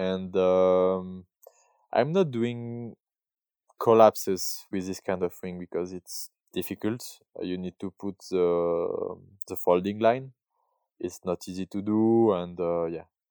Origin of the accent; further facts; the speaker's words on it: Barcelonnette, Provence-Alpes-Côte d'Azur, France; English is a second language; now in Verbier, Switzerland; I was born in, uh, in south of France. Uh, I grew up in Barcelonette